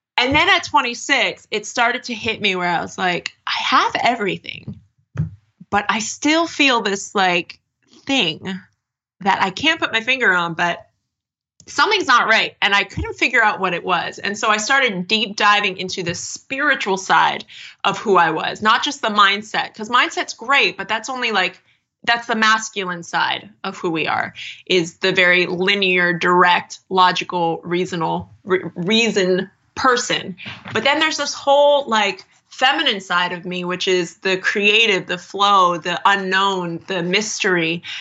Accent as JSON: {"language": "English", "town": "Erie", "region": "Pennsylvania", "country": "United States", "tie": "born or raised there", "also_born_or_lived": "New York", "moved": "yes", "lives_now": "California, United States", "said": "Erie, Pennsylvania, if I stayed on the life path of most people from my hometown"}